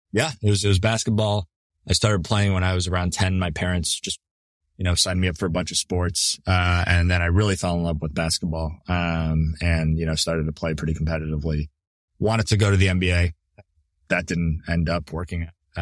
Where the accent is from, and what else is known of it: Toronto, Ontario, Canada; born or raised there; moved away as an adult; also born or lived in New Brunswick, Canada; now in United States